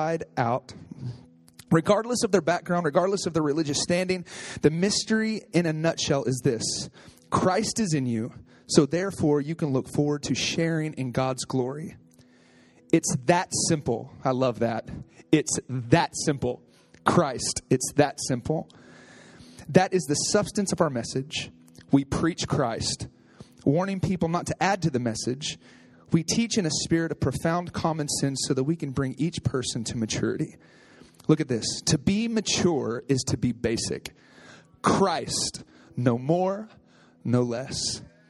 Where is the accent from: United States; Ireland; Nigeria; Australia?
United States; Oklahoma; moved away; I'm from Oklahoma